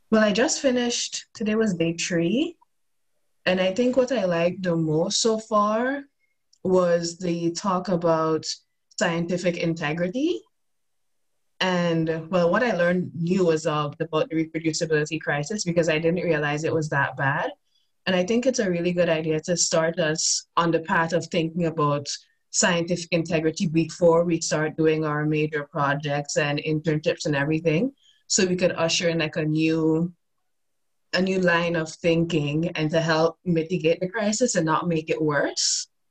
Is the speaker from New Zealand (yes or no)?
no; Sint Maarten; moved away as an adult; also born or lived in Toronto, Canada; now in Utrecht, Netherlands; so originally i'm from a tiny dutch antillean island by the name of st martin